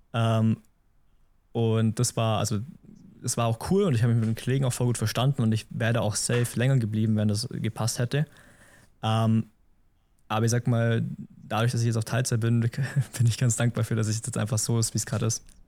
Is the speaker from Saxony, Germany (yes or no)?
no; Memmingen, Bavaria, Germany; Ich komme aus Memmingen im Allgäu